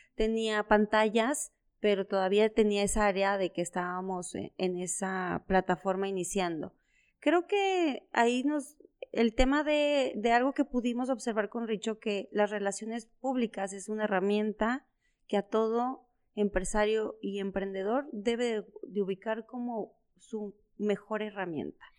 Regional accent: San Cristóbal de las Casas, Chiapas, Mexico; also born or lived in Puebla; now in Comarca Lagunera, Mexico; toda mi niñez, adolescencia, fue en Chiapas, ¿no? Entonces, ¿en, qué ciudad vivía? En San Cristóbal de las Casas

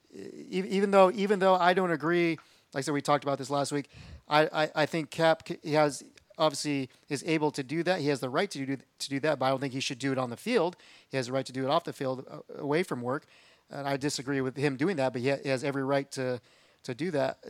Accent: California, United States; you and I grew up in California

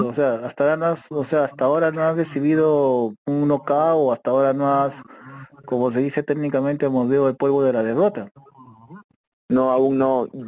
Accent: Ayacucho, Peru; now in Lima, Peru; Yo salí de Ayacucho, me fui para Lima y empecé a hacer un campamento.

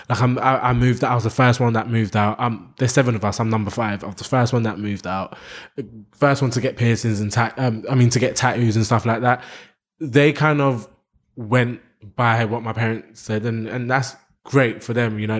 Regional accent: London, United Kingdom; I was growing up in London, and you're trying to train me to become this big wrestler that you your dad wanted you to be.

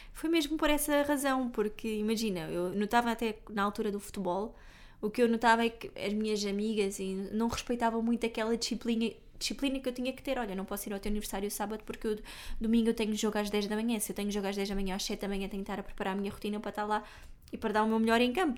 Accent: Algarve, Portugal; eu é sou algarvia

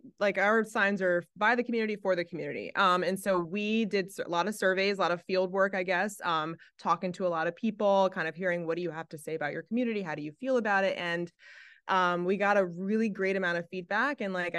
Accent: Philadelphia, Pennsylvania, United States; Yeah, I'm from West Philly

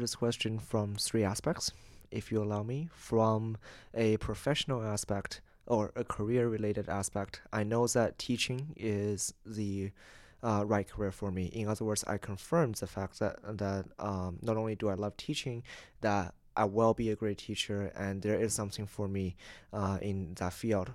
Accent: Canada; I'm from Canada, twelve, thirteen hours away on the opposite side of the world.

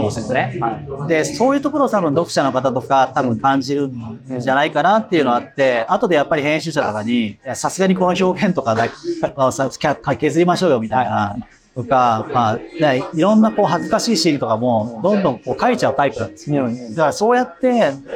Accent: Japan; moved away as an adult; now in Paris, France; 自分がどういう国で本当に育ってきたのか

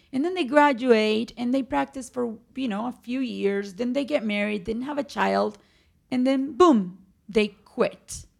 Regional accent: Medellín, Antioquia, Colombia; born or raised there; English is a second language; moved away as an adult; also born or lived in Cartagena, Colombia; now in United States

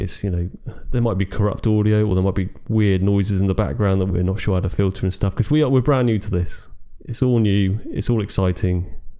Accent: United Kingdom; Well, we are British.

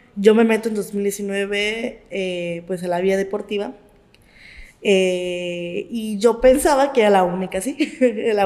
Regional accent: Mexico; los mexicanos somos unos chingones

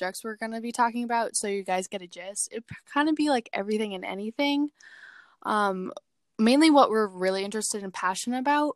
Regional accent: Massachusetts, United States; moved away as an adult; also born or lived in New York City; I am 20 years old, and I'm from Massachusetts

